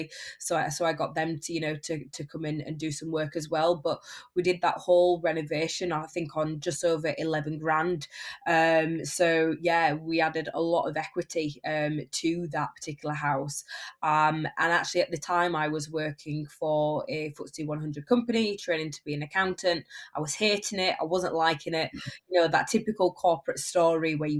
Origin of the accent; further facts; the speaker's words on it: Barnsley, Yorkshire and the Humber, United Kingdom; I predominantly flip houses in my hometown of Barnsley